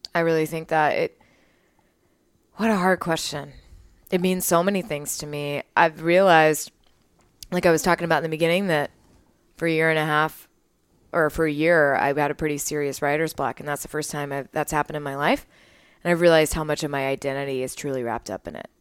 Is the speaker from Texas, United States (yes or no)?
yes; Waco, Texas, United States; I grew up in Waco